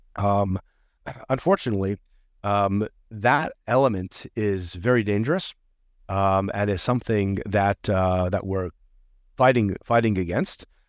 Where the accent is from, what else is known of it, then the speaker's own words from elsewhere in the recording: United States; moved away as an adult; now in Israel; I moved my family from the United States, where I was born